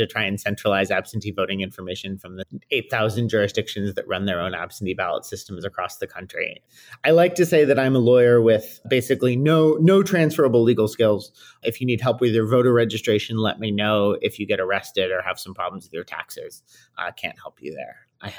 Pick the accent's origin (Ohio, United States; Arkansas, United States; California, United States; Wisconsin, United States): Wisconsin, United States; Milwaukee; also born or lived in Washington, D.C.; now in Chicago, United States; I live in Chicago, Illinois. I'm originally a Midwesterner, grew up in Milwaukee, Wisconsin, went out east for school and sort of stayed in DC for a while.